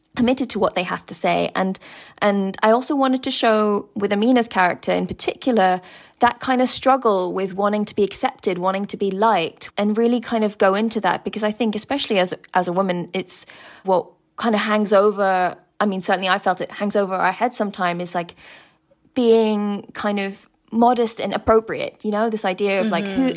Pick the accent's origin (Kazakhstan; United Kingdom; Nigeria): United Kingdom; being a British Muslim or from you know Pakistani background